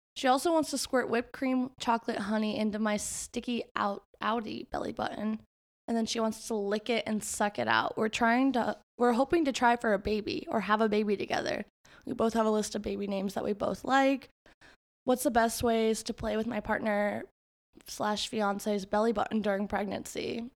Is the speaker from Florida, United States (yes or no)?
yes; Florida, United States; growing up in Florida